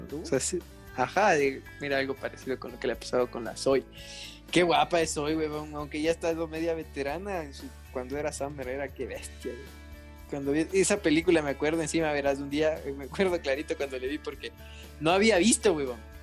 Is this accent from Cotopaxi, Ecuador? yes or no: yes; Latacunga, Cotopaxi, Ecuador; mi tierrita linda